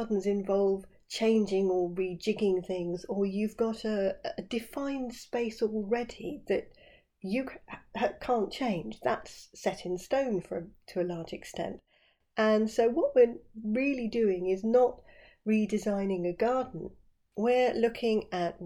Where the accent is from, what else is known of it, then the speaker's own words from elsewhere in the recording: West Sussex, South East England, United Kingdom; where I live down here in West Sussex